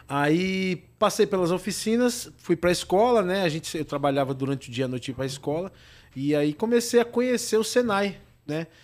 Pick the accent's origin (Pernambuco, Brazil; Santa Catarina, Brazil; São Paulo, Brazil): São Paulo, Brazil; São Bernardo do Campo; eu sou de São Bernardo